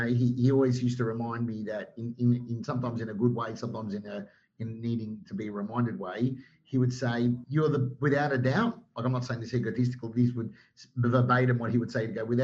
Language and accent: English; Melbourne, Victoria, Australia; moved away as an adult; now in Sydney, Australia; Like I was the Melbourne boy.